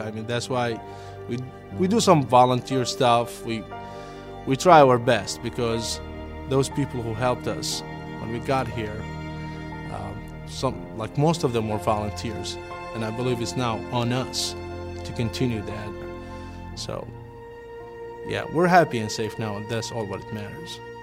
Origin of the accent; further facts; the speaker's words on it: Karbala, Karbala Governorate, Iraq; English is a second language; moved away as an adult; now in United States; I grew up in a small town called Karbala, it's to the southeast of, of Baghdad